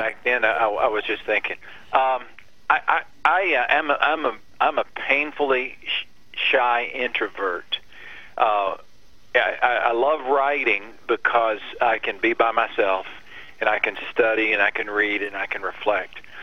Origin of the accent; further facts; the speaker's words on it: West Texas, United States; I grew up in West Texas.